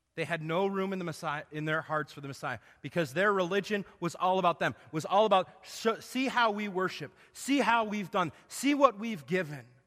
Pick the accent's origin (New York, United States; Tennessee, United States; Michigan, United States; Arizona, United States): Arizona, United States; moved away; I grew up in Arizona